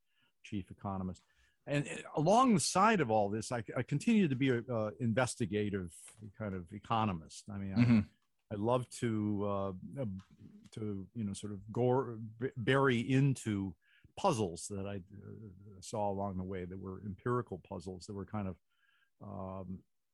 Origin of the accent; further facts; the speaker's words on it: Minneapolis, Minnesota, United States; I was born in Minnesota, Minneapolis, deep in the Midwest, in 1950